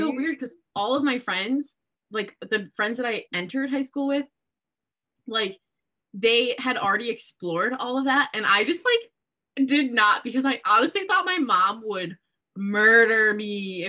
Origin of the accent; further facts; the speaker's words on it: Midwest, United States; well, we're from the Midwest, you know, what else are you going to do here?